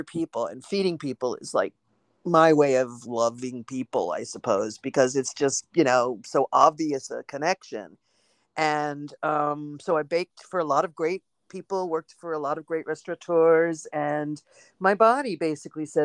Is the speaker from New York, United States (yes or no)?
yes; New York City, New York, United States; I grew up in Manhattan in New York, and I was born and raised here